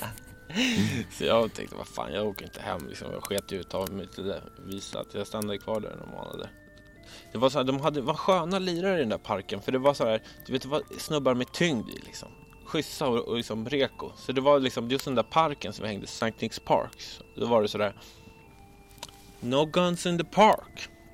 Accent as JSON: {"language": "Swedish", "town": "Stockholm", "region": "Stockholm County", "country": "Sweden", "tie": "born or raised there", "said": "Jag växte upp i Bromma"}